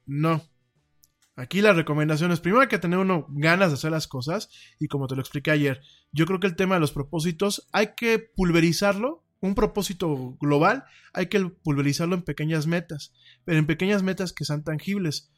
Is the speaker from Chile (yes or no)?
no; Mexico; aquí en mi país